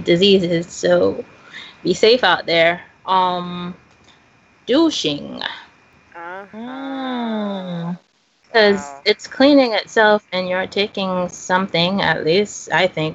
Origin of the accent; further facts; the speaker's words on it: Haiti; moved away; Growing up in Haiti, my mom always took me on her vaccination campaigns